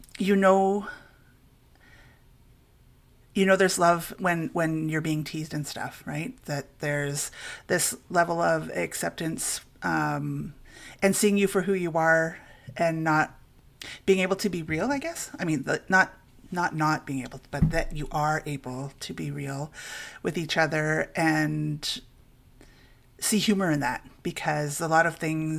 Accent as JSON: {"language": "English", "town": "Cutler", "region": "Ontario", "country": "Canada", "said": "I'm from Cutler, Serpent River First Nation"}